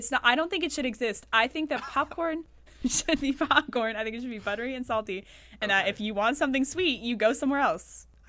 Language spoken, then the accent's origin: English; near Akron, Ohio, United States; I also was born and raised in Ohio, near Akron, if you know where that is.